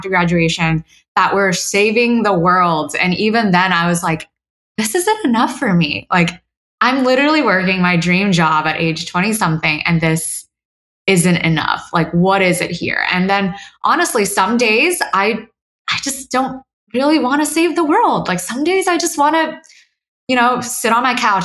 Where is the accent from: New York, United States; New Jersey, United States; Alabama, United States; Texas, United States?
Texas, United States; Houston; I grew up in Houston with my mom